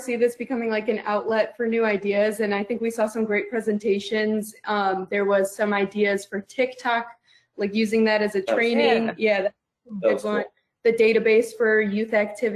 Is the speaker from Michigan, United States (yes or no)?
no; Buffalo, New York, United States; I'm from the Buffalo area, so I wanted to stay close to family.